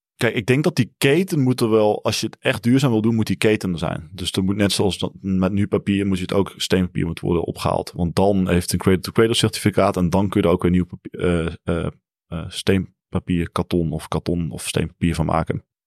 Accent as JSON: {"language": "Dutch", "region": "Limburg", "country": "Netherlands", "said": "Ik kom ook uit Limburg"}